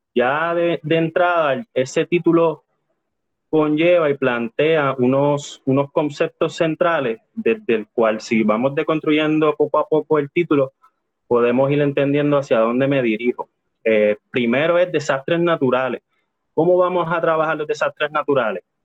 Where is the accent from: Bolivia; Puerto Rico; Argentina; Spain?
Puerto Rico; nosotros como sujetos puertorriqueños